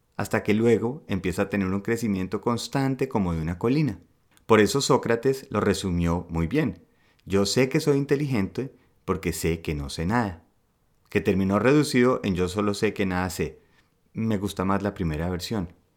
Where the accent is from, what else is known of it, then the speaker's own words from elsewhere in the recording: Colombia; now in Germany; como buen colombiano, eh, uno siente que al ser de un país de gente berraca echada para adelante